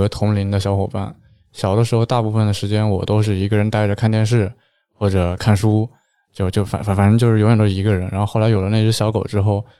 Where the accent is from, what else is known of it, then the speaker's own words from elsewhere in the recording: Jiangsu, China; 啊，我是江苏的，